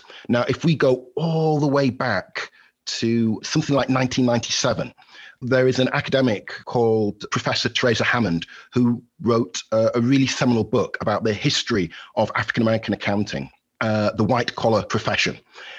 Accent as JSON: {"language": "English", "town": "Halifax", "region": "Yorkshire and the Humber", "country": "United Kingdom", "moved": "yes", "lives_now": "Valparaiso, United States", "said": "although I reside at Valparaiso University, Indiana, in the United States, I'm a Yorkshire lad at heart. I'm originally from Halifax in West Yorkshire, and by hook and by crook, I've ended up in the United States with my beautiful wife."}